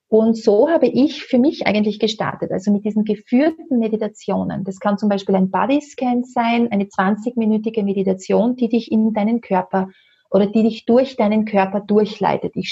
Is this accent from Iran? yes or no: no; Austria; Bei uns in Österreich können wir es gerne auch über den Neue Wege Shop bestellen.